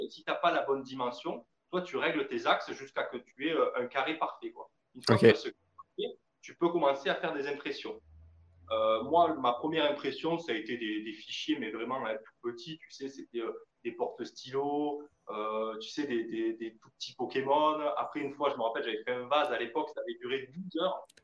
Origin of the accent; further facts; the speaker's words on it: France; chez nous en France